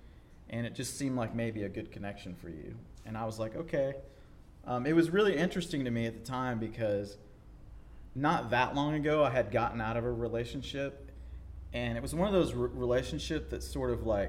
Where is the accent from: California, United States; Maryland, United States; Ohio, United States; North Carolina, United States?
North Carolina, United States; So I grew up on the East Coast in North Carolina, moved around a lot as a kid